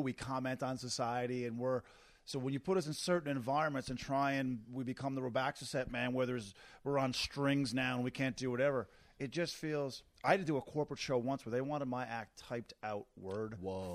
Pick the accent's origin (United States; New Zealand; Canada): Canada; as a Canadian